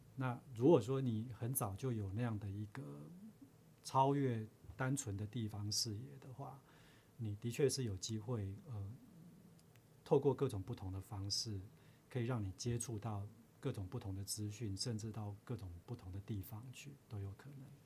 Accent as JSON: {"language": "Chinese", "region": "Chiayi", "country": "Taiwan", "tie": "born or raised there", "also_born_or_lived": "Taipei / United States", "moved": "as an adult", "said": "我自己本身就是嘉义人啊"}